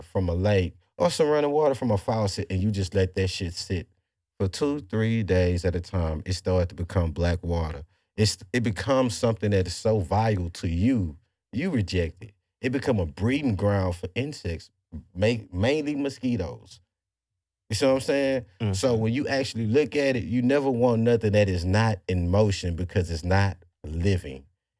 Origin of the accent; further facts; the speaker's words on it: the South, United States; we're from the South. You know how we are. We play as pimps out here.